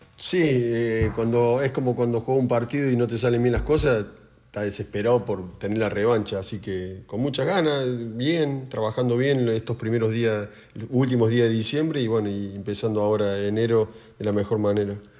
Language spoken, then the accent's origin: Spanish; Argentina; como argentino